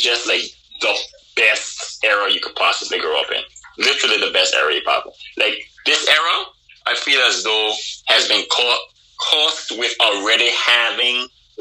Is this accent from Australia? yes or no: no; Anguilla; moved away as an adult; also born or lived in Boston; I was born and raised in Anguilla with the people of Anguilla